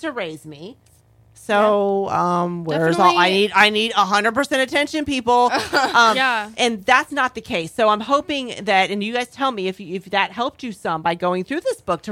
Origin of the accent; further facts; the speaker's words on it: Florida, United States; moved away as an adult; also born or lived in North Carolina; I grew up in Florida, and I moved away to North Carolina for about 14 years